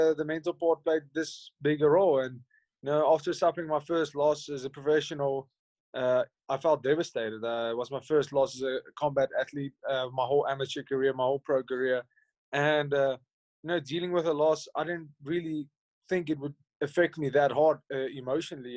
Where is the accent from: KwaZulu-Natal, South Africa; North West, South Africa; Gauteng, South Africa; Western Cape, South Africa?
North West, South Africa; Hartbeespoort; I grew up in a town called Hartbeespoort Dam